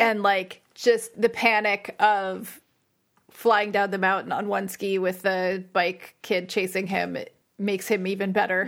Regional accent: Saddle Brook, New Jersey, United States; also born or lived in Glen Rock, New Jersey; I grew up in Saddleburg. I didn't know anyone that skied, I don't think. And then I moved to Glen Rock

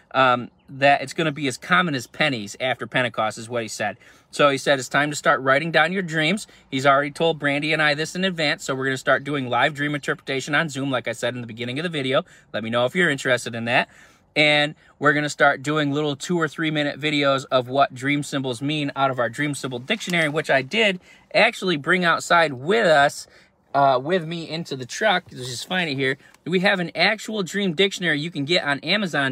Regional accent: New York, United States; I'm from New York

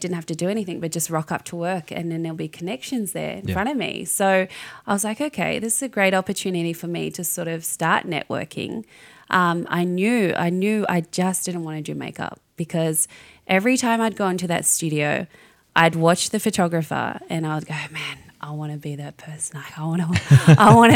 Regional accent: New Zealand; I'm from New Zealand, so I'm a little Māori girl

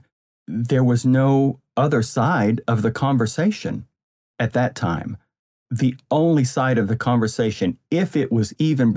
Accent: West Texas, United States; moved away as an adult; now in California, United States; I am a dude that grew up in West Texas. I have moved myself out to California years and years ago

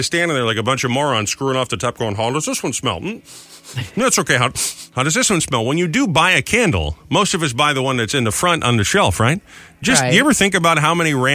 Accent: Northeast, United States; moved away as an adult; I'm from the Northeast. I mean, I grew up just a couple hours away.

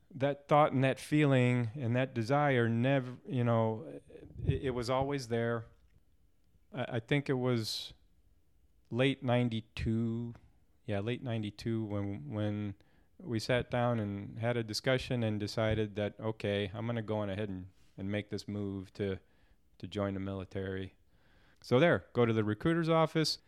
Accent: St. Louis, Missouri, United States; I was born and raised in Saint Louis, Missouri

